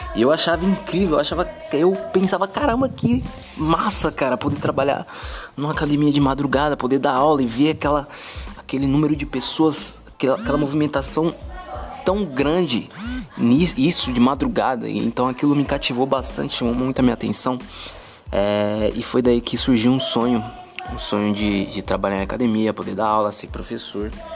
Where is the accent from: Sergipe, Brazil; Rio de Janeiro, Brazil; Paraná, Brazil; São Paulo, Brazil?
São Paulo, Brazil; moved away as an adult; Nasci em São Paulo, morei 17 anos em São Paulo